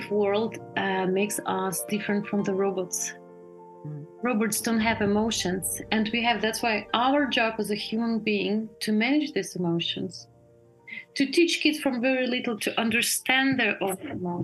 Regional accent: Russia; moved away as an adult; also born or lived in Germany; now in Berlin, Germany; I was born in Russia, but I live most the time of my life in Germany

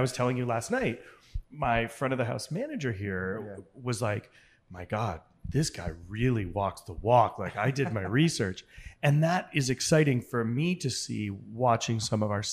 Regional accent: New England, United States; I grew up in New England

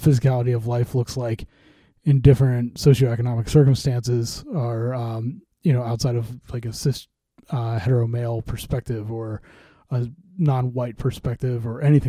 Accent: St. Louis, Missouri, United States; I grew up in St. Louis

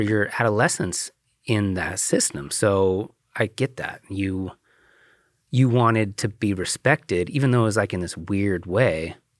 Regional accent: The Dalles, Oregon, United States; I grew up in the Dalles

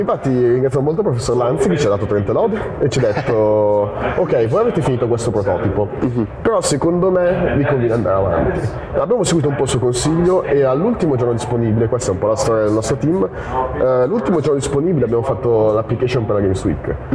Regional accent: Milan, Lombardy, Italy; che veniamo da Milano

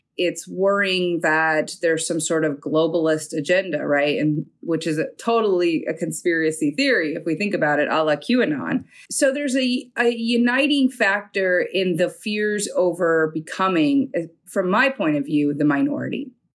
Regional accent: New York, United States; I was from New York

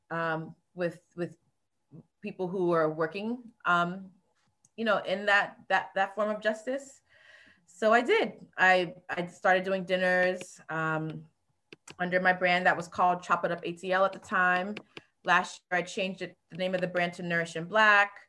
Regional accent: U.S. Virgin Islands; also born or lived in South Florida, United States; now in Atlanta, United States; I am originally from the Virgin Islands by way of the projects in South Florida, which is a food insecure community. So I went to college at, um, in Florida for advertising, found my way to Atlanta

